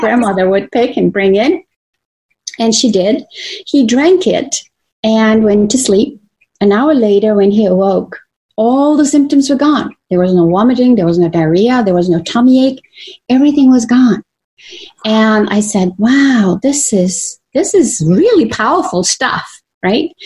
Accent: Croatia; moved away; I was born in Croatia, so I'm a native Croatian um, woman that has been raised my in my early years by my maternal grandparents in the country on a farm

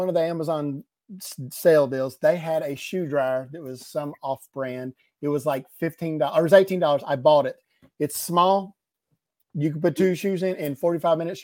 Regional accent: the South, United States; I'm from the South.

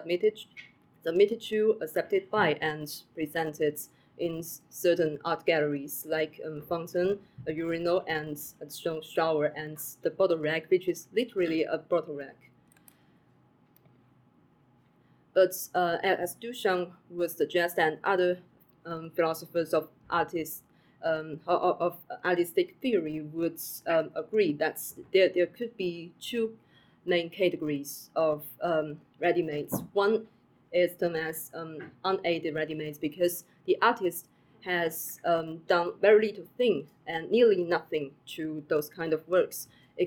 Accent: China; moved away as an adult; now in Cambridge, United Kingdom

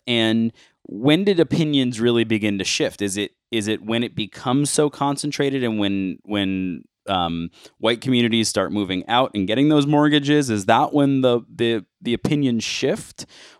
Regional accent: Buffalo, New York, United States; I'm from Buffalo, New York

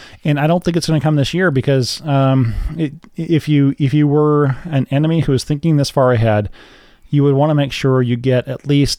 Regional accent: United States; I'm an American, so I'm going to look at America first.

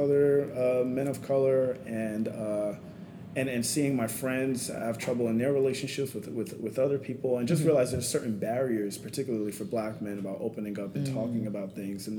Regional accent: New York City, New York, United States; I grew up in Queens, New York

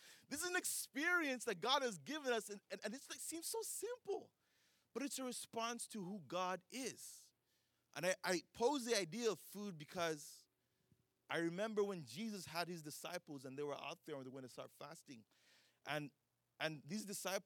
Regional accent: Uganda; now in United States; I grew up in Uganda

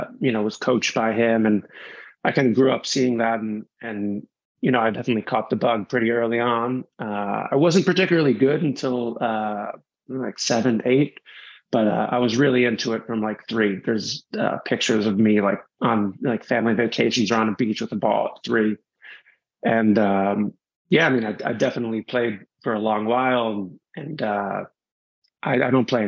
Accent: suburban New York City, United States; I grew up in suburban New York City.

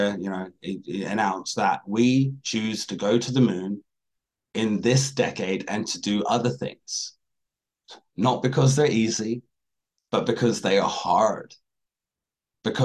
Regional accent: Washington State near Seattle, United States; I grew up in Washington State near Seattle

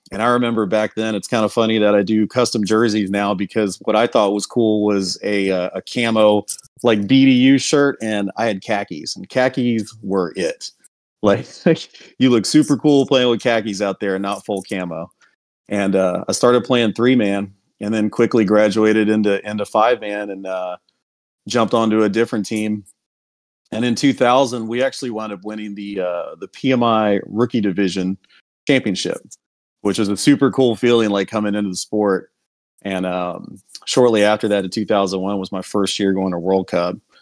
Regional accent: Houston, Texas, United States; I'm from Houston originally.

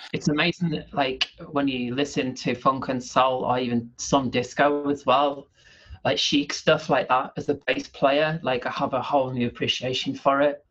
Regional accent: the North East, North East England, United Kingdom; also born or lived in near Manchester (between Stockport and Glossop); now in near Manchester, United Kingdom; I'm from the Northeast originally

